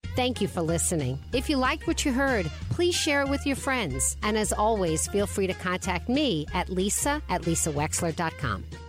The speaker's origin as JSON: {"language": "English", "area": "South Shore of Long Island", "region": "New York", "country": "United States", "tie": "born or raised there", "said": "I grew up on the South Shore of Long Island, so very cookie cutter suburbia, little town"}